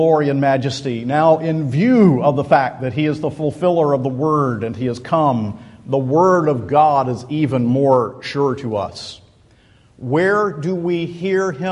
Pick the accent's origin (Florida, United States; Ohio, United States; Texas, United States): Florida, United States; Central; We're all from Central Florida.